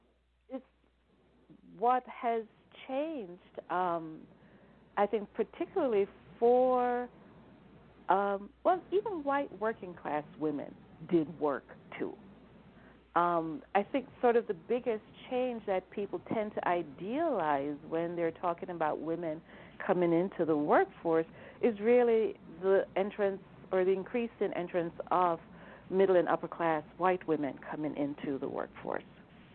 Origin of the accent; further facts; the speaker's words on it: Jamaica; also born or lived in New Hampshire, United States; now in United States; I mean, I'm not an American by birth. I was naturalized. I came here from Jamaica originally.